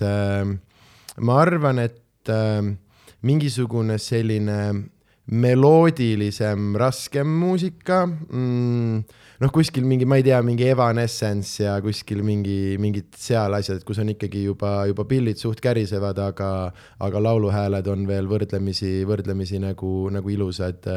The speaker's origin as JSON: {"language": "Estonian", "region": "Southern Estonia", "country": "Estonia", "said": "me oleme kõik äh, Lõuna-Eestist"}